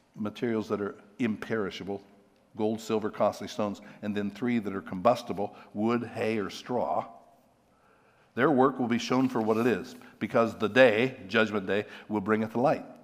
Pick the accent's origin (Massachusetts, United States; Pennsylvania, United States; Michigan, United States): Pennsylvania, United States; I'm from Pennsylvania